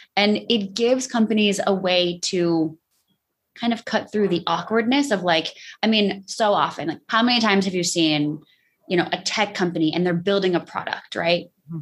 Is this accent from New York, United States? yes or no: yes; New York, United States; I'm the New Yorker